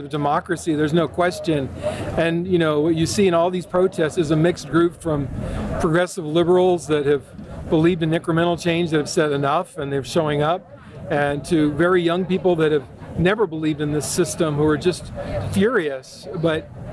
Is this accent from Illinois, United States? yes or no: no; Olympia, Washington, United States; I'm from Olympia, Washington